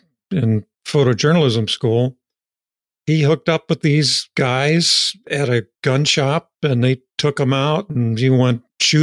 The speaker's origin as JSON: {"language": "English", "region": "Appalachian Ohio", "country": "United States", "tie": "born or raised there", "moved": "yes", "said": "I grew up in the Appalachian region of Ohio, very poor."}